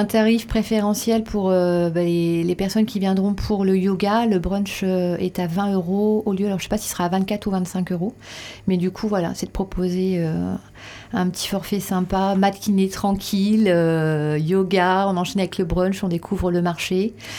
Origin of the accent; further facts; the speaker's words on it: Reims, Grand Est, France; also born or lived in Paris; now in Dax, France; je suis rémoise. Ah je suis née à Reims et j'ai passé après plus de 20 ans à Paris euh, pour mes études